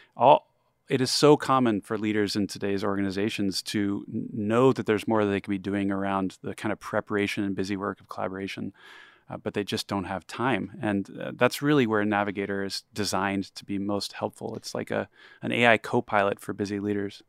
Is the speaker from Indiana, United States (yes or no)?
no; Texas, United States; I grew up in Texas